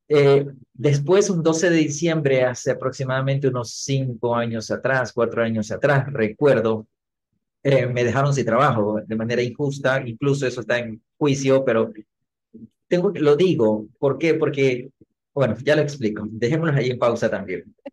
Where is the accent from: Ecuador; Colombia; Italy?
Ecuador; mi país Ecuador